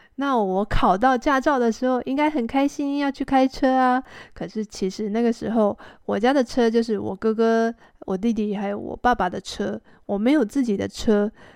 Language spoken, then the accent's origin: Chinese; Taipei, Taiwan; also born or lived in Xizhi, New Taipei; 我的家本来是住在台北市区里面，到哪里都可以坐捷运